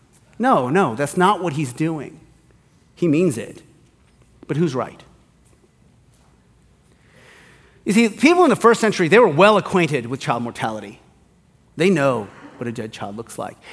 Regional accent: Hawaii, United States; I grew up in Hawaii

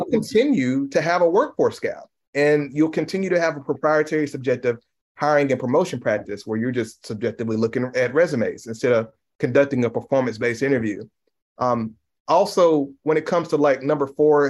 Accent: United States; also born or lived in Mississippi / Tennessee; growing up in Mississippi and Tennessee as a young Black man has been extremely challenging

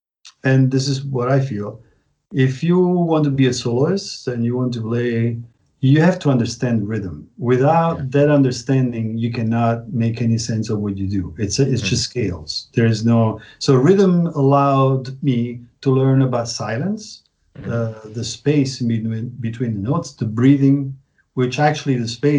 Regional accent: Prague, Czechia; because I came from Prague and Prague was totally free.

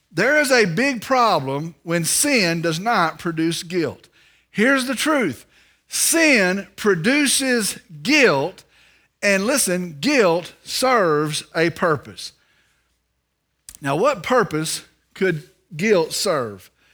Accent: Vernon, Texas, United States; I'm from Vernon, Texas

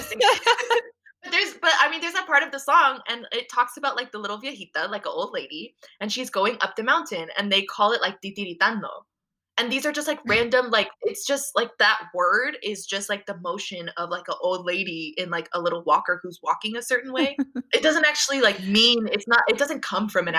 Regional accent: New Jersey, United States; now in San Diego, United States; I'm from Jersey originally

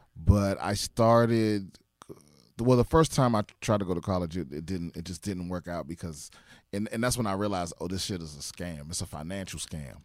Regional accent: Prince George's County, Maryland, United States; also born or lived in Washington, D.C.; I grew up in P G County, Maryland

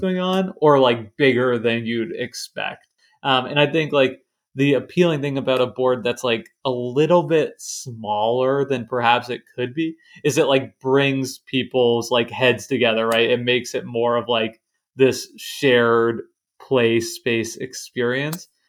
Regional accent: Lawrence, Kansas, United States; I grew up in Lawrence, Kansas, which is like home of the Kansas Jayhawks

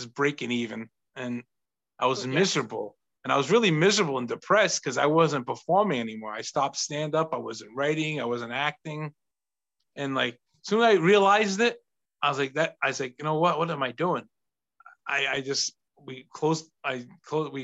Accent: Providence, Rhode Island, United States; my childhood stories of growing up on the North End of Providence

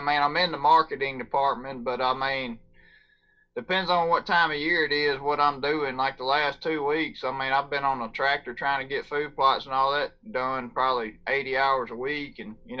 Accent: Lake, Mississippi, United States; I grew up in between Jackson and Meridian in Scott County in a little town called Lake. Okay. It's a population, I don't know, about 300-400 counting cows.

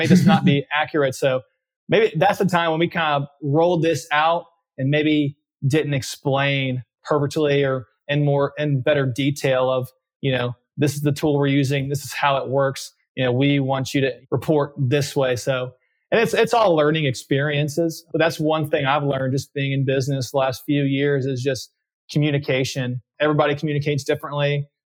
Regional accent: Dallas, Texas, United States; I said I grew up in Dallas, Texas mostly, but that's probably not the full truth. I've actually moved quite around a lot of the United States early in my life.

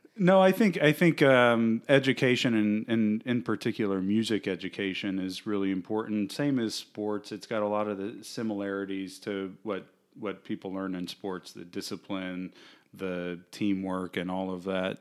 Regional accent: Fort Myers, Florida, United States; I grew up here in Fort Myers

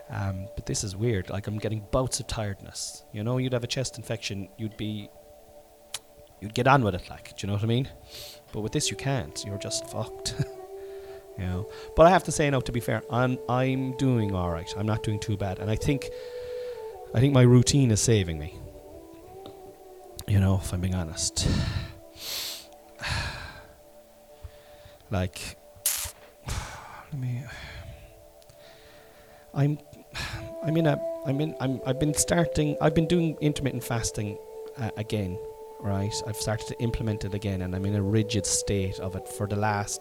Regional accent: Ireland; I'm Irish. We're all Irish. Irish. I'm Irish

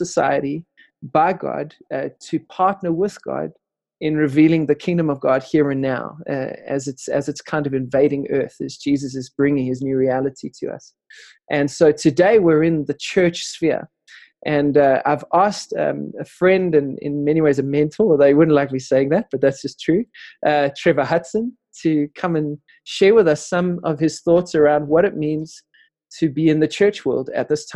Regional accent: Benoni, Gauteng, South Africa; growing up in Benoni

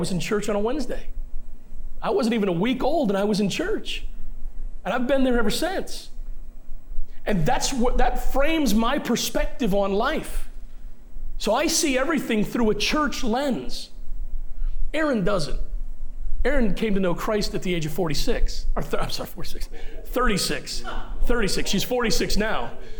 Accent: Elkton, Maryland, United States; now in East Longmeadow, United States; I grew up as a Navy brat. I don't have roots anywhere. I can't go back, and my hometown, I consider my hometown Elkton, Maryland. That is the hometown of my heart. East Longmeadow is the place I've lived the longest, but Elkton, Maryland is the hometown of my heart.

